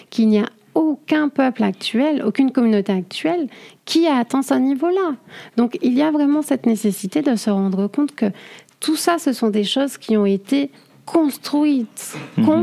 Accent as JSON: {"language": "French", "country": "Martinique", "said": "je suis martiniquaise"}